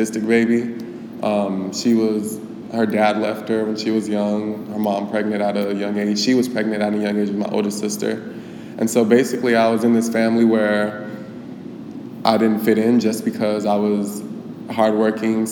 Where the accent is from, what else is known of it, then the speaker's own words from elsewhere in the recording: Glendale, Arizona, United States; I grew up in Glendale, of course, born and raised here